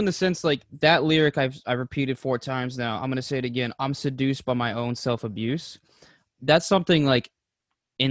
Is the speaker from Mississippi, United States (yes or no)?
no; Massachusetts, United States; we're from Massachusetts